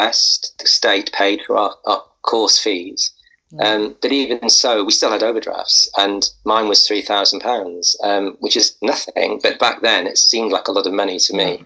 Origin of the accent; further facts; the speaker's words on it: Wales, United Kingdom; moved away; I came from Wales